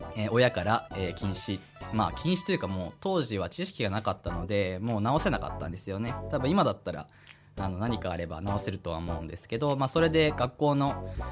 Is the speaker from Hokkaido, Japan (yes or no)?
yes; Hidaka, Hokkaido, Japan; also born or lived in Tomakomai, Hokkaido / Sapporo, Hokkaido; 出身は北海道の日高町というところなんですけど